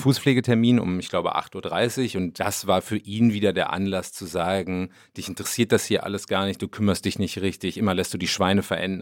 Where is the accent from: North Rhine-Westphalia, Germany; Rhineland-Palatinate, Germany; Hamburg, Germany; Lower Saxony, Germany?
North Rhine-Westphalia, Germany; accent: Westphalian Platt; bei uns spricht man westfälisches Platt